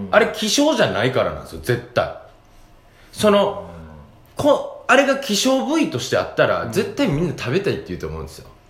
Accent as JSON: {"language": "Japanese", "region": "Kansai", "country": "Japan", "accent": "Kansai dialect", "said": "関西弁でニュース読んでる"}